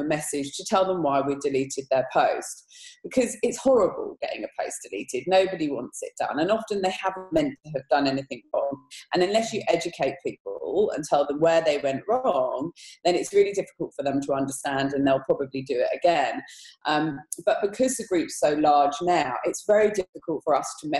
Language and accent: English; England, United Kingdom; Being English